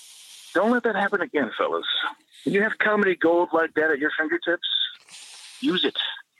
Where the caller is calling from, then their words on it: Tampa, Florida, United States; I'm calling from Tampa, Florida area